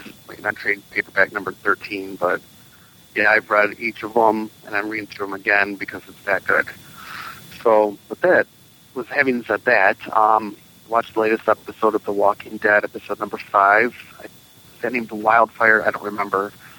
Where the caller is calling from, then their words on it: Michigan, United States; I'm calling from Michigan.